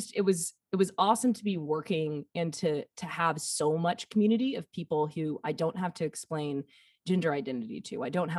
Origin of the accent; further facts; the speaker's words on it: the South, United States; growing up in the South for such a long time and experiencing like just kind of schools of thought or like just patterns.